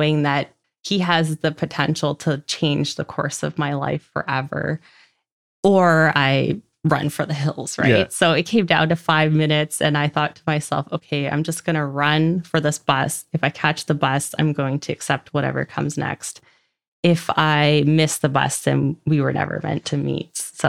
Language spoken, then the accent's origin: English; Port Alberni, British Columbia, Canada; also born or lived in Victoria, British Columbia; So I grew up in a small town called Port Alberni on Vancouver Island, BC. I moved to Victoria, BC, which is about 2.5 hours from my hometown, just after graduation